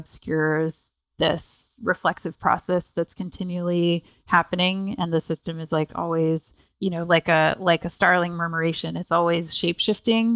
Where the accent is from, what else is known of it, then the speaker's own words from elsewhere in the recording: Canada; moved away; I'm actually Canadian originally